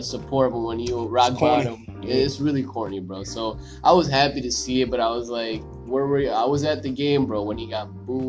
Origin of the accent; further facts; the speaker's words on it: Burr Ridge, Illinois, United States; also born or lived in Oak Lawn, Illinois; Yeah, I was born in Oaklawn, and then my family moved out to a Burr Ridge in 95, which is like a western suburb. I've been out there since 95.